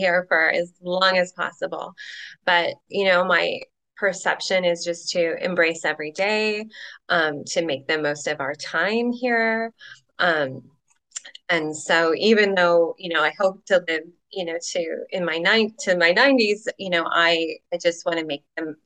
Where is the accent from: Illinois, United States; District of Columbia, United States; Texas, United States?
Illinois, United States; I come from Illinois, the Midwest.